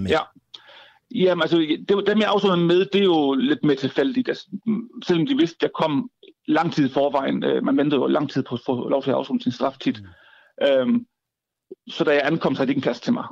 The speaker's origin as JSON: {"language": "Danish", "area": "Southern Jutland", "region": "Southern Denmark", "country": "Denmark", "said": "jeg flyttede tilbage til Sønderland, hvor jeg kommer fra"}